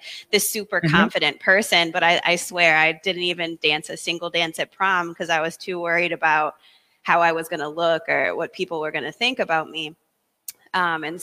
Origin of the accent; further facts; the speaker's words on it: St. Louis, Missouri, United States; moved away as an adult; now in Boston, United States; I'm originally from St. Louis, so I'm not from the Northeast at all